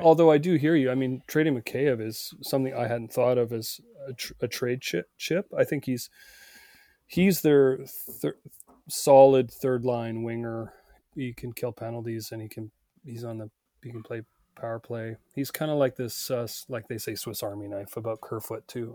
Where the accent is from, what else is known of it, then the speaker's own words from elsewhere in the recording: Northern Ontario, Canada; also born or lived in British Columbia; now in Vancouver, Canada; I grew up in Northern Ontario and delivered the Sudbury Star